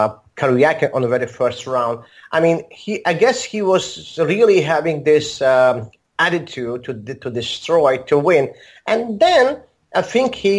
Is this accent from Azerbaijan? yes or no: yes; Baku, Azerbaijan; English is a second language; also born or lived in Moscow, Russia; now in Armenia; I'm originally from the same city as Mamedyar, from Baku, Azerbaijan